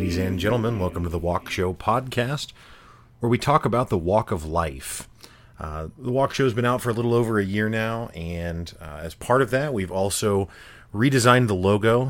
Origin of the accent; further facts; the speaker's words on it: Midwest, United States; growing up in the Midwest, you know, I, I went to school my whole life with almost all white kids